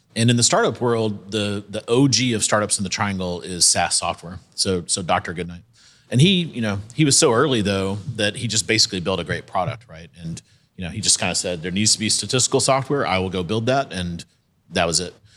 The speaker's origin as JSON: {"language": "English", "region": "South Carolina", "country": "United States", "moved": "yes", "said": "I'm from South Carolina, so went to the University of South Carolina"}